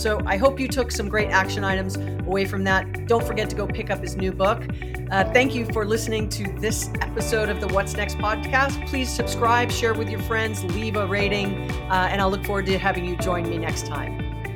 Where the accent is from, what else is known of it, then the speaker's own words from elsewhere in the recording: Hawaii, United States; I'm from Hawaii